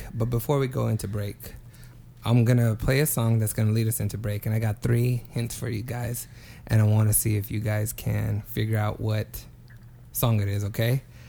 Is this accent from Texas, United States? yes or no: no; Reedley, California, United States; moved away as an adult; when I was still living in my hometown, Reedley. When I was going to college there, like when I was 19